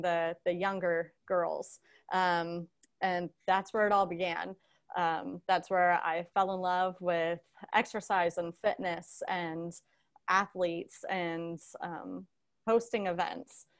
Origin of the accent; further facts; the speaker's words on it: Seffner, Florida, United States; also born or lived in Ohio; I grew up in Sefner, Florida, Tampa Bay area